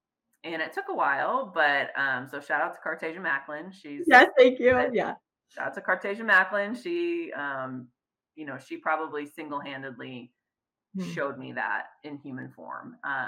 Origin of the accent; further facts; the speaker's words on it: Midwest, United States; now in Fresno, United States; I was from the Midwest. I'm very proud to be from the Midwest